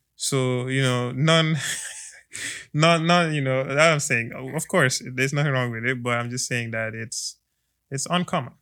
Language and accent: English; Gambia; now in United States; I am from the Gambia. I am from West Africa.